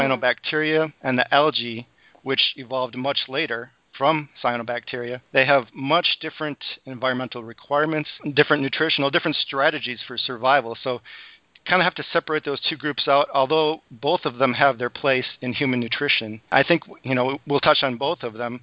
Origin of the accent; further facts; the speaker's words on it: Madison, Wisconsin, United States; also born or lived in Green Bay, Wisconsin; I was born in Green Bay, Wisconsin, and I grew up in Madison